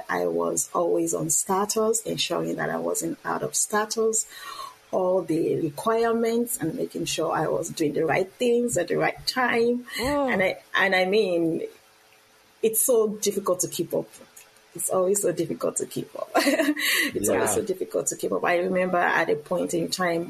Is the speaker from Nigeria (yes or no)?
yes; Nigeria; moved away as an adult; now in United States; I am originally from Nigeria